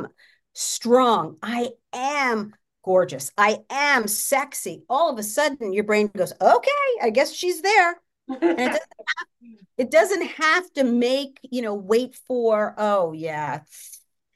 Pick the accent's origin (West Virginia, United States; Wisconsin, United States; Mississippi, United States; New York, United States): New York, United States; now in Los Angeles, United States; I grew up in New York